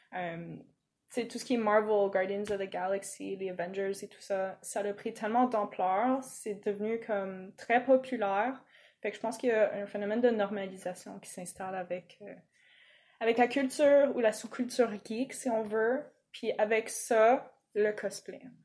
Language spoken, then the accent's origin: French; Toronto, Ontario, Canada; accent: English; French is a second language; moved away as an adult; now in Quebec, Canada; je l'ai pas appris quand je suis arrivée au Québec. Euh, le français, je veux dire. Euh, bon, moi, bien évidemment, je suis née, euh, à Toronto